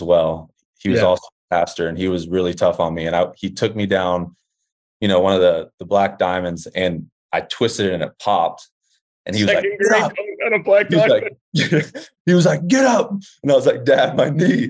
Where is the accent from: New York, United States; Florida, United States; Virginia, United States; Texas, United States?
Texas, United States; Dallas; I'm from Dallas, Texas